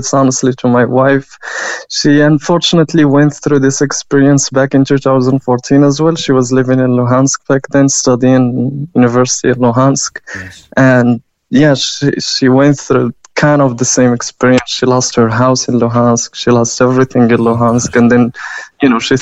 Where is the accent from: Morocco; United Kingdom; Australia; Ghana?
Morocco; also born or lived in Kyiv, Ukraine; now in Ireland; I'm originally from Morocco